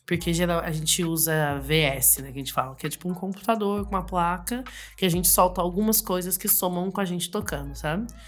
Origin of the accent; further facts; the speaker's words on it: Jacareí, São Paulo, Brazil; moved away as an adult; now in São Paulo, Brazil; eu sou de Jacareí, né? Não sou daqui de São Paulo